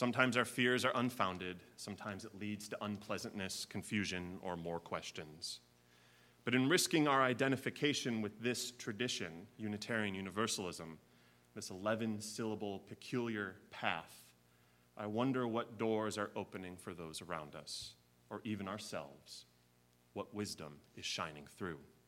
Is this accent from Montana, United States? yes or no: no; Chicago, Illinois, United States; moved away as an adult; now in Kentucky, United States; I am a fourth-generation Chicagoan and one of the first of my family to ever leave the city